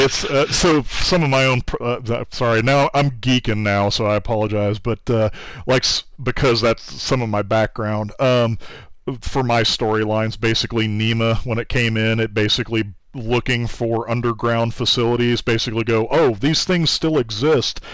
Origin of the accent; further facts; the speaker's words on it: Kansas, United States; moved away; I'm from Kansas originally